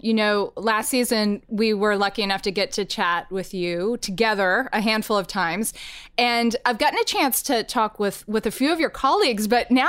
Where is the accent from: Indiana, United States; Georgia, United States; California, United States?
Georgia, United States; Atlanta; I grew up in Atlanta, Georgia, where MLK Drive was, you know, a place I knew how to drive to.